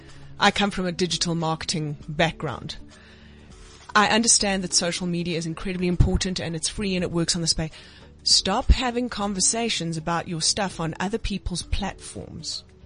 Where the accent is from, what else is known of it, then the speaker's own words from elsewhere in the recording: South Africa; And I think also just as a South African perspective, I play in trade shows in sometimes in different spaces